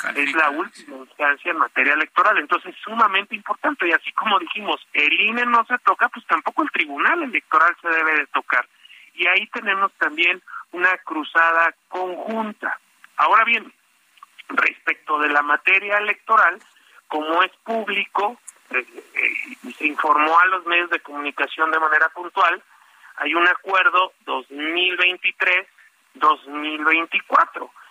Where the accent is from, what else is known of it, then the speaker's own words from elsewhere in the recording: Mexico; los mexicanos que vivimos en México